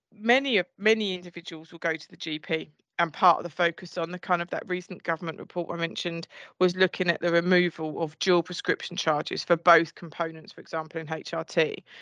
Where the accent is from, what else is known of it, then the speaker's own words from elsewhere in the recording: Essex, East of England, United Kingdom; I'm from Essex